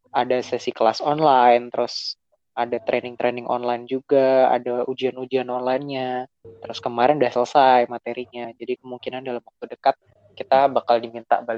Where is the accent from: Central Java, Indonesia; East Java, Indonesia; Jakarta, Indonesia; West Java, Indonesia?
Central Java, Indonesia; Semarang; born there; also born or lived in Yogyakarta; now in Sidoarjo, Indonesia; Asalku ribet sih. Aku lahir di Semarang. uh, kuliah di Jogja. Sekarang tinggal di Sidoarjo.